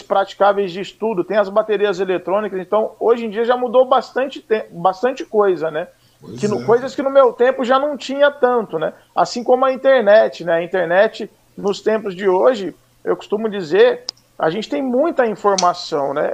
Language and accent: Portuguese; Mogi Guaçu, São Paulo, Brazil; eu sou natural de Mogi Guaçu, interior de São Paulo